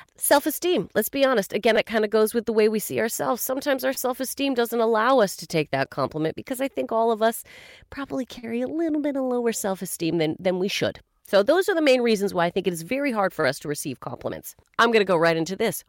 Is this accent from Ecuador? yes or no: no; Canada; As a Canadian